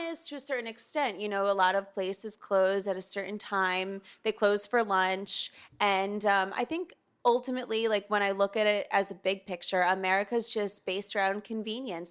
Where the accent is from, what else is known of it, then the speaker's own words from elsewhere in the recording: New Haven, Connecticut, United States; moved away as an adult; now in Milan, Italy; I was born and raised in New Haven